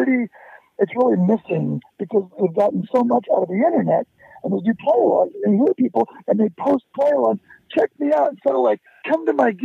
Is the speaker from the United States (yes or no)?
yes; United States; being an American